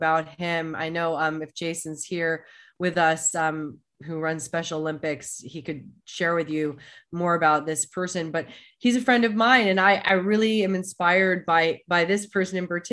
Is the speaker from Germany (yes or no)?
yes; Germany; moved away; my heritage is I was born in Germany.